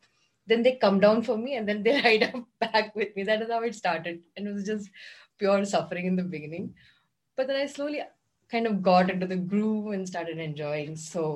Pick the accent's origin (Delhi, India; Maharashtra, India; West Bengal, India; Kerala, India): Kerala, India; now in Bangalore, India; And because I'm from Kerala